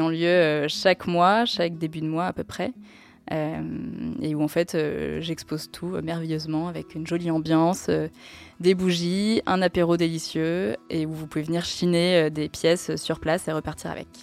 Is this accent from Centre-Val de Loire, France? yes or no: yes; Tours, Centre-Val de Loire, France; à Tours, euh, là d'où je viens